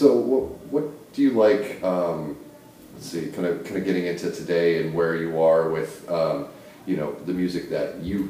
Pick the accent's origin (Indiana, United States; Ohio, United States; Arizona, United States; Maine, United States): Maine, United States; Waterville; now in Portland, United States; I grew up in Waterville, as you know, not that far from there.